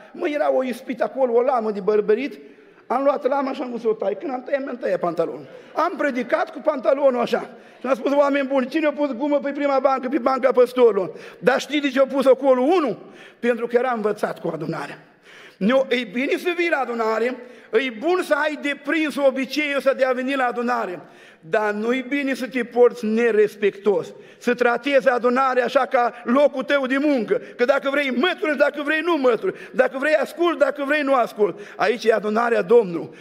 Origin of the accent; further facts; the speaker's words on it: Suceava, Suceava County, Romania; Din Suceava